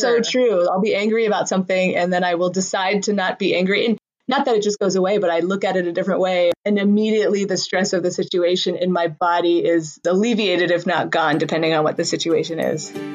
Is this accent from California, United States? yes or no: yes; Southern California, United States; moved away as an adult; also born or lived in San Diego; now in Colorado, United States; I'm from Southern California where I feel like money kind of predominates